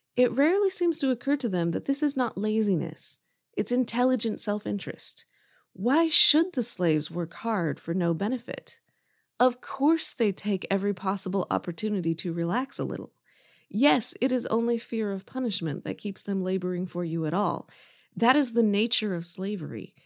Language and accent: English; United States; I am American and I went to school here